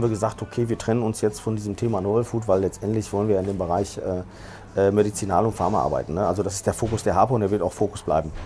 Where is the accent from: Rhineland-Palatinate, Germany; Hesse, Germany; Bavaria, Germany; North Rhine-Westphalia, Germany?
North Rhine-Westphalia, Germany; Dortmund; moved away as an adult; now in Barcelona, Spain; ich bin Spanier, ich bin in Dortmund geboren, aber äh, lebe in den letzten drei Jahren äh, in, äh, in, Barcelona